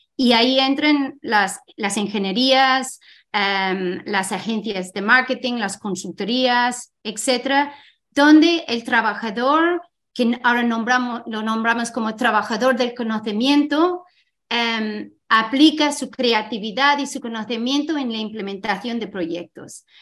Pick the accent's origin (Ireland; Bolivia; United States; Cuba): Ireland; Spanish is a second language; moved away as an adult; also born or lived in Scotland; now in Spain; yo soy de Irlanda, también he estudiado en Escocia